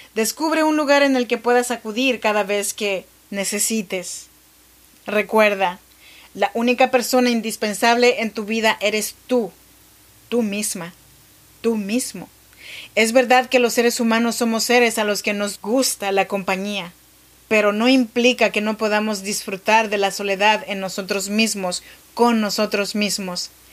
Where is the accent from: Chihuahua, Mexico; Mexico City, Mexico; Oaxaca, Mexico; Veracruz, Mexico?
Oaxaca, Mexico; Chinantec region; now in Sacramento, United States; Yo soy mexicana, oaxaqueña, de la región chinanteca.